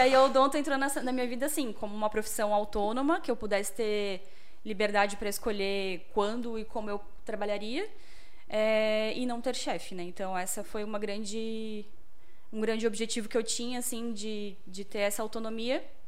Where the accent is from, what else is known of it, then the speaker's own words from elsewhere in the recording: Blumenau, Santa Catarina, Brazil; sou aqui de Blumenau